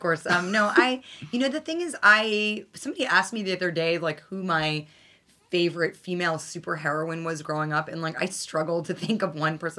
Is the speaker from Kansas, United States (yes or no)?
no; New York City, New York, United States; what it was like to grow up here and the fact that you could go to public school and take the train by yourself